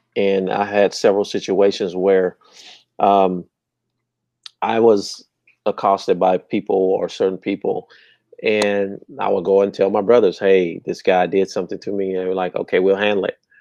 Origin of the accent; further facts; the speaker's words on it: Terrell, Texas, United States; I'm from Terrell, just east of here, and it was a Terrell police officer got killed in our apartment complex